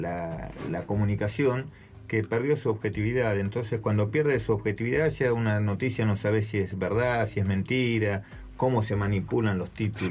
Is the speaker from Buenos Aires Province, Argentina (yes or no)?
yes; Capilla del Señor, Buenos Aires Province, Argentina; moved away; also born or lived in Santa Cruz; nací ahí en Capilla del Señor